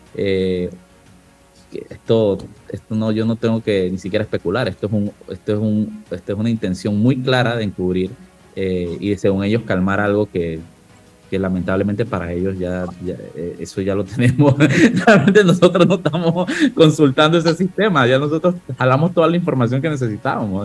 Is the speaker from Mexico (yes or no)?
no; La Chorrera, Panamá Oeste, Panama; mi tierra, de la chorrera